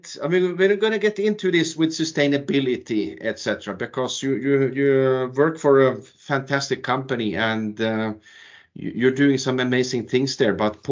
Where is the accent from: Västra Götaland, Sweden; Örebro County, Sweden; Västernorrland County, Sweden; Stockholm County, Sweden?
Västra Götaland, Sweden; Trollhättan; And I grew up myself in Trollhättan, where the origins of Vattenfall actually are from.